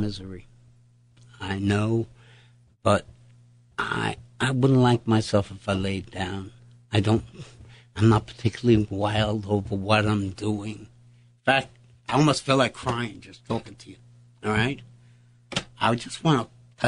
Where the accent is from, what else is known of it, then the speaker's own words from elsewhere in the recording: New York City, New York, United States; I was born in St. Clair's Hospital on 52nd Street